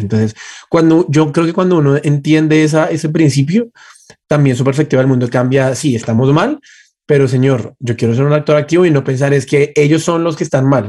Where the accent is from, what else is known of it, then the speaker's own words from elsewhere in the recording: Colombia; como colombianos